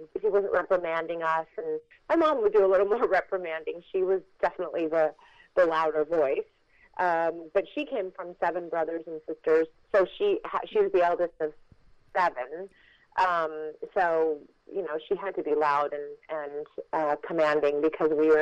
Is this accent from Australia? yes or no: no; Los Angeles, California, United States; we were living in Los Angeles